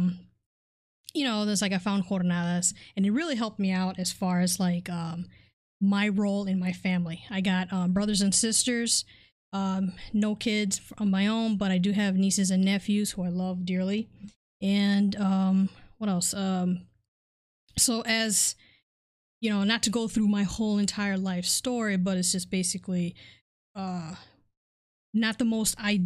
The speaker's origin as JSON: {"language": "English", "town": "Detroit", "region": "Michigan", "country": "United States", "tie": "born or raised there", "also_born_or_lived": "Chicago, Illinois", "said": "I was born over in Chicago, but basically I was Detroit raised"}